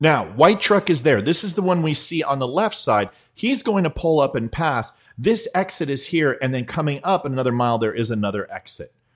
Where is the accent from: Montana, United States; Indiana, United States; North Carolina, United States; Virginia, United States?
Virginia, United States; now in Texas, United States; I'm from Virginia